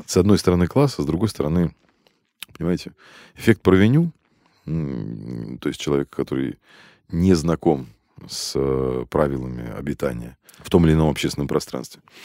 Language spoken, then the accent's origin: Russian; Moscow, Russia; Я родился и вырос в Москве, в самом центре, на Чистых прудах